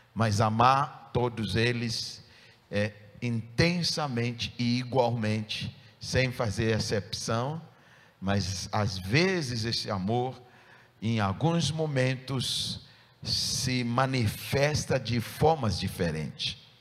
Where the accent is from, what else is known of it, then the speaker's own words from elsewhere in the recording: Ghana; moved away as an adult; no meu país de nascença, onde eu nasci, país de Gana